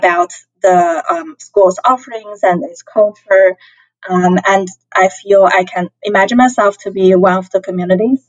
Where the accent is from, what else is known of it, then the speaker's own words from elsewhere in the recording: China; moved away as an adult; also born or lived in Hong Kong; now in Chicago, United States; I grew up in the mainland China, and then I went to Hong Kong